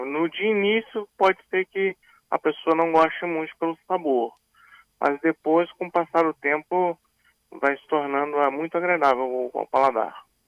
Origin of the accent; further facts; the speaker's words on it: Vitória, Espírito Santo, Brazil; moved away as an adult; also born or lived in Dubai / Italy; eu voltei ao Brasil, voltei para Vitória